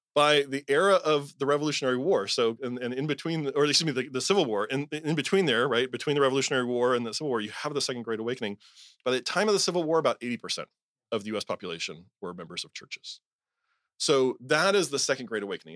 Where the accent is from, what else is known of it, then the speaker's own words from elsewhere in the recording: Southern California, United States; I was raised evangelical in Southern California